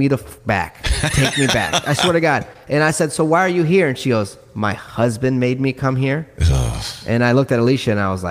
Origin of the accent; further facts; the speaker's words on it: New York City, New York, United States; now in Louisiana, United States; And we come from New York City, so that's what we're used to, like diversity.